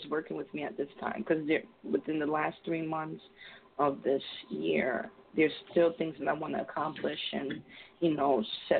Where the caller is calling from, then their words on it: Connecticut, United States; I'm calling in from Connecticut.